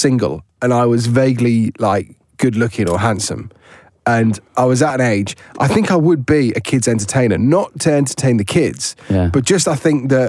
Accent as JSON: {"language": "English", "area": "Worcestershire", "region": "West Midlands", "country": "United Kingdom", "tie": "born or raised there", "moved": "yes", "said": "my hometown of the Shire, Worcestershire."}